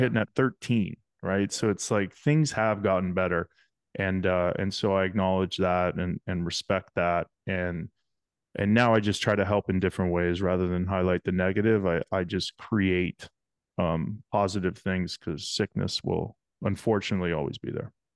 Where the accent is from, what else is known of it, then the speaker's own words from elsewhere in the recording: King City, Ontario, Canada; I grew up in a small town called King City, Ontario